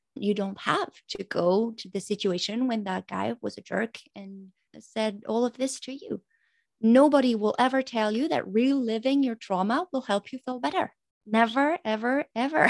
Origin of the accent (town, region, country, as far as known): France; first language French; English is a second language